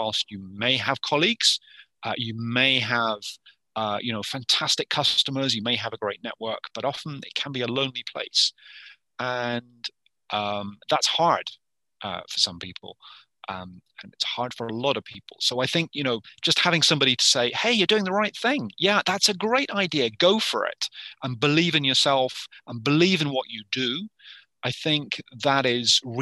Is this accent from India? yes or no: no; United Kingdom; moved away as an adult; now in Yukon, Canada; originally from the UK, and I had a 25-year career in the UK.